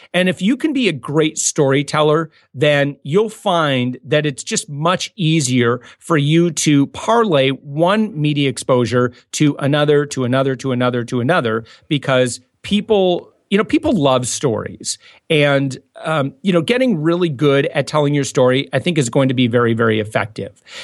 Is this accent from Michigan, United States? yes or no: yes; West Michigan, United States; moved away as an adult; I'm from West Michigan